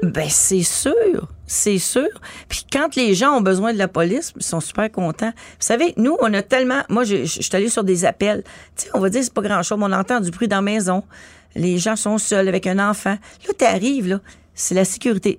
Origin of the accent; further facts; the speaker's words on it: Montreal, Quebec, Canada; j'habitais à Montréal-Nord, c'était un gros boulevard euh, où j'habitais tout près